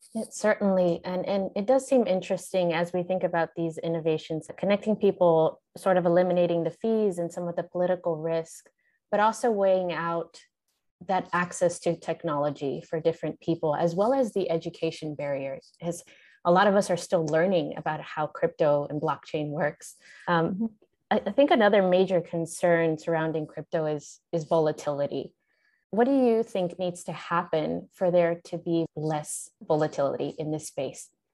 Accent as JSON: {"language": "English", "region": "East Coast", "country": "United States", "tie": "born or raised there", "said": "I grew up on the East Coast"}